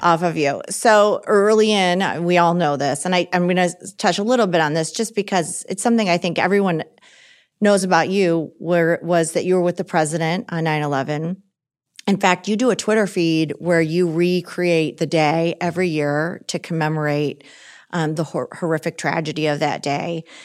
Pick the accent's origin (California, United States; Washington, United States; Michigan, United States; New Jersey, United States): Michigan, United States; I'm from Michigan. I didn't live in D C before this job. I still live in Michigan.